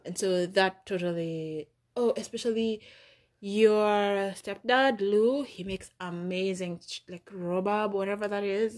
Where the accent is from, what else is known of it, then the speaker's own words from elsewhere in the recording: Nairobi, Kenya; moved away as an adult; now in United States; in Nairobi, where I grew up.